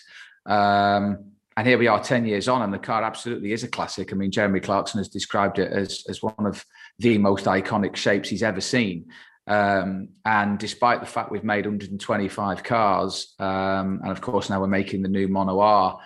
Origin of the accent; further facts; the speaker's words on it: England, United Kingdom; being English and being based in the UK